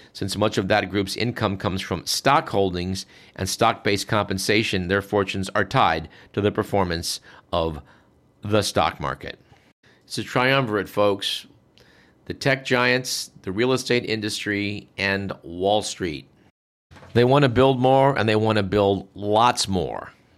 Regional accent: East Bay, California, United States; When I grew up in the East Bay

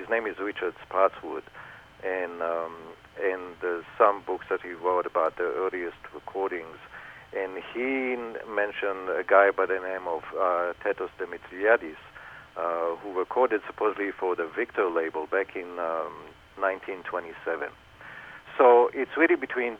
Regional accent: Israel; growing up in Israel

